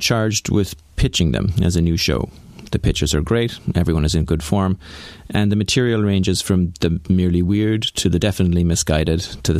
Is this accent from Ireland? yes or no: yes; Ireland; I'm a college professor. And because I'm from Ireland